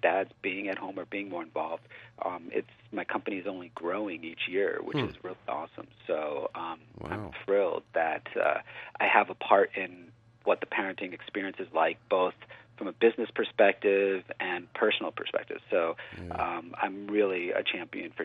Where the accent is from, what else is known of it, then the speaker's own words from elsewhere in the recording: Pennsylvania, United States; I grew up in Pennsylvania